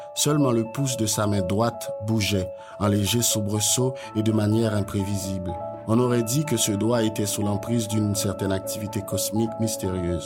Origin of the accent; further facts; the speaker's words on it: Haiti; je suis haïtien